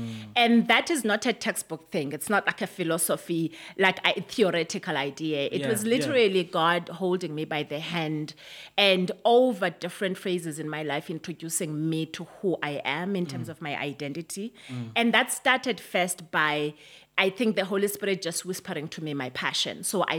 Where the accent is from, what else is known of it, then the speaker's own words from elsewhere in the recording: South Africa; I grew up in Bantu education, as you can imagine. I remember that when I went into high school, it was the time when South Africa was really becoming hot in terms of the liberation struggle.